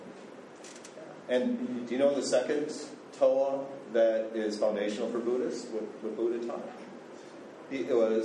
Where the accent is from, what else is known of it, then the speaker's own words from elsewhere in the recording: United States; moved away as an adult; now in Cambodia; I'm American